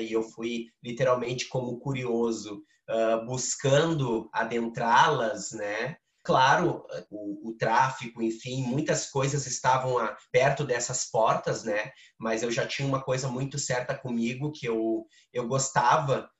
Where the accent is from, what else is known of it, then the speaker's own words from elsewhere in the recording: Porto Alegre, Rio Grande do Sul, Brazil; also born or lived in Mapa, Parada 3; eu fui morar com o meu pai ali com seis anos, sete anos. E desde então virei morador do Morro da Cruz.